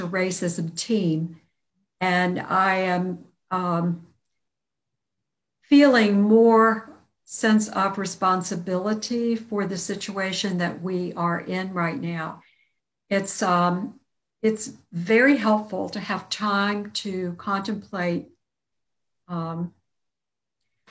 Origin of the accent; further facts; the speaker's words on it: Virginia Beach, Virginia, United States; also born or lived in Norfolk, Virginia; I was born in Norfolk and raised in Virginia Beach from my second year of life through college